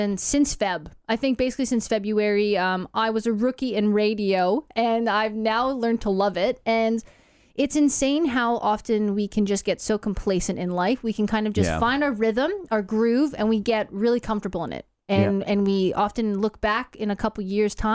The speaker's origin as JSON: {"language": "English", "country": "Canada", "accent": "Canadian", "moved": "yes", "lives_now": "Australia", "said": "We've got two Canadian accents in the room"}